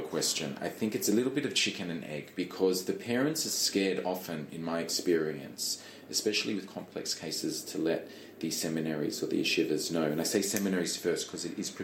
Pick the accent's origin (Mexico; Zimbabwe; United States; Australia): Australia; Melbourne, Victoria; moved away as an adult; now in Jerusalem, Israel; I was born in Australia. 38 years ago today.